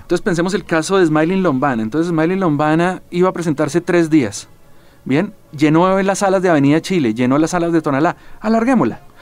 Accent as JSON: {"language": "Spanish", "country": "Colombia", "said": "como colombiano"}